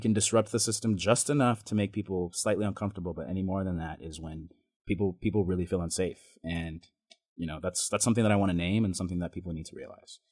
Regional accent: Boise, Idaho, United States; born or raised there; also born or lived in Ontario, Oregon

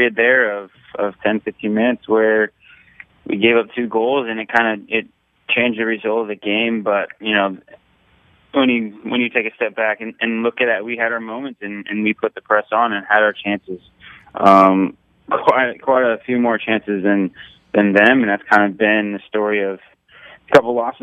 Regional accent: San Jose area, California, United States; being in my hometown

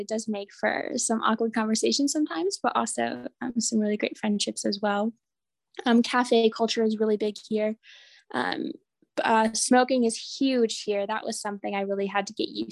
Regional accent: North Dakota, United States; moved away as an adult; also born or lived in Notre Dame, Indiana; now in Amman, Jordan; I'm originally from North Dakota

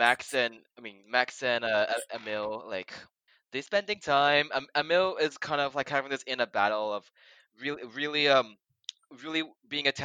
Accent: Australia; I'm Australian

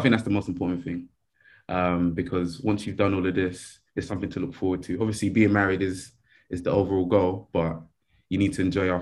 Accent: Nigeria; I'm Nigerian

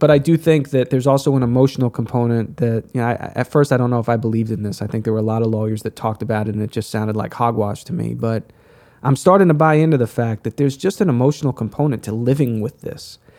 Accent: United States; as an American

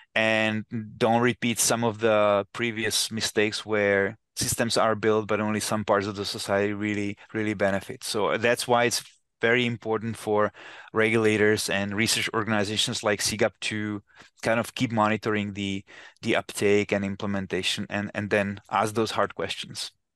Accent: Czechia; moved away as an adult; now in United States; I come from Czech Republic, and I remember when a while ago I went back to my hometown, which is very small hometown

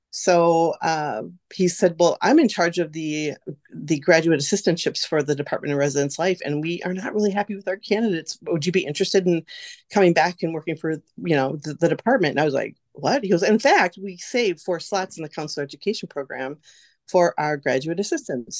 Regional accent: West Bend, Wisconsin, United States; also born or lived in Oshkosh, Wisconsin; I was born and raised in West Bend here

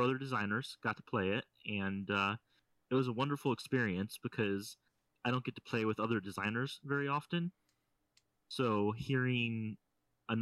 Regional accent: St. Louis, Missouri, United States; now in central Illinois, United States; Just north of St. Louis, which is my hometown.

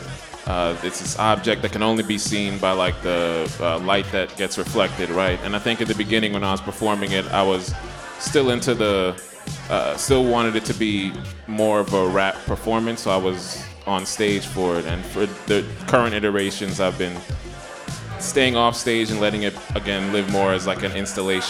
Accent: Florida, United States; moved away as an adult; now in New York, United States; I'm from Florida by way of Jamaica. I was born in Florida, both my parents from Jamaica. Been in New York for about 10 years now.

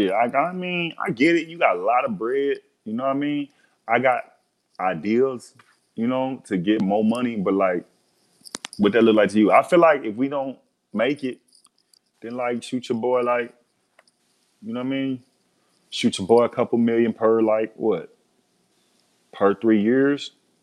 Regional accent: Biloxi, Mississippi, United States; moved away; I'm from Biloxi, Mississippi. I'm from Biloxi. It's Biloxi. So I left Biloxi

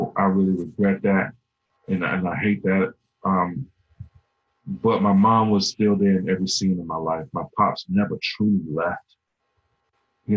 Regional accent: Alexandria, Virginia, United States; I grew up in Alexandria

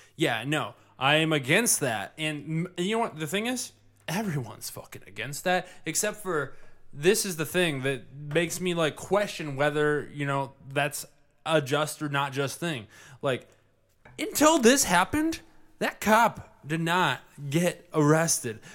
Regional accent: Livonia, Michigan, United States; I grew up in Livonia

